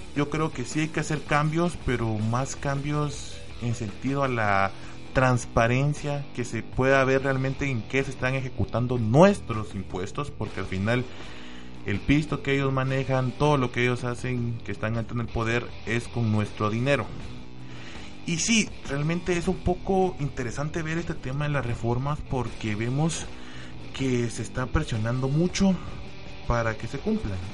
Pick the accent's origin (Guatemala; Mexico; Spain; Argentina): Guatemala; somos los guatemaltecos